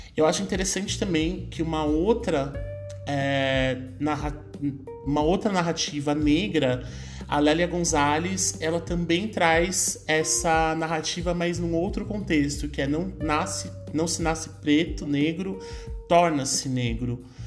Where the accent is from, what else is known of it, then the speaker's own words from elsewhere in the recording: Brazil; a minha família, em especial, teve uma ascensão econômica dentro da periferia e se manteve na periferia até hoje, né? Hoje eu, eu me mudei da Zona Leste, hoje eu moro numa região mais central aqui da cidade